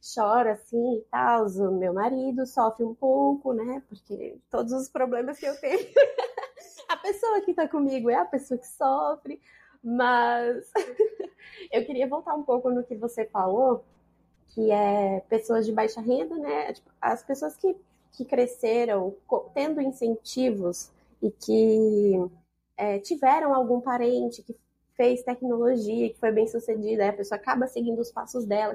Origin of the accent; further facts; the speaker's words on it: Brasília, Federal District, Brazil; moved away as an adult; now in Canada; Eu vim da periferia, eu sou de Brasília, mas eu vim da periferia de Brasília